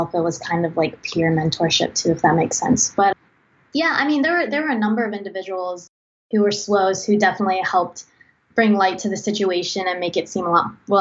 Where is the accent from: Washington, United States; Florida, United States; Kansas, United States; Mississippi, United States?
Mississippi, United States; Long Beach; I'm from Long Beach, Mississippi. It's a pretty small town on the Mississippi Gulf Coast.